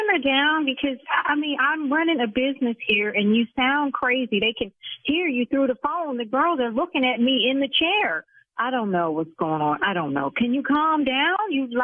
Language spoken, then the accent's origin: English; United States; Okay, Brian, I'm from the South Side, so mother...